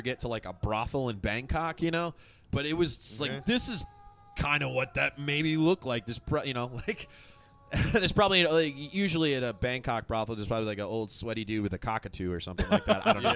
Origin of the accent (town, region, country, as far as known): United States; born or raised there